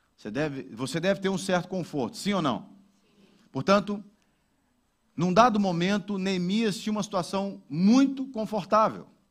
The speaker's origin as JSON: {"language": "Portuguese", "country": "Brazil", "moved": "yes", "lives_now": "Portugal", "said": "como brasileiro"}